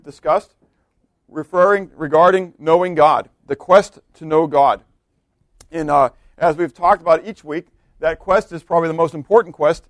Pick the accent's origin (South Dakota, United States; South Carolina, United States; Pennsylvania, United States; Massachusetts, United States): Pennsylvania, United States; Pittsburgh; moved away; I'm from Pittsburgh